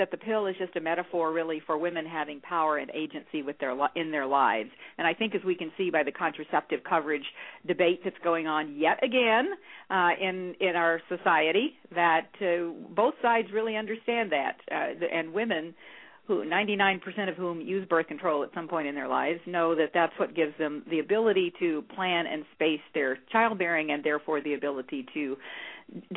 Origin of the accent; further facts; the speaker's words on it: Texas, United States; I was born in a small town in Texas. I grew up in Texas in the 1940s and 50s